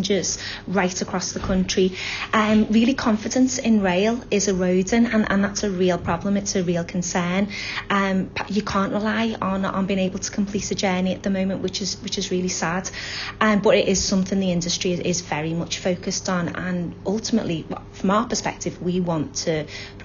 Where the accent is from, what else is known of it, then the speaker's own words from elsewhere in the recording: Aintree, North West England, United Kingdom; also born or lived in Liverpool; I grew up in Aintree, only child. Had a nice childhood, lots of good friends. I've always lived in Liverpool